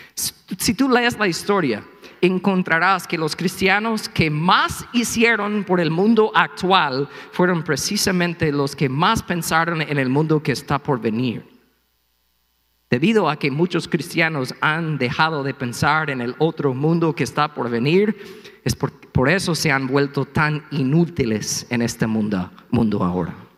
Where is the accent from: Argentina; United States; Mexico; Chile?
United States; Spanish is a second language; moved away; soy gringo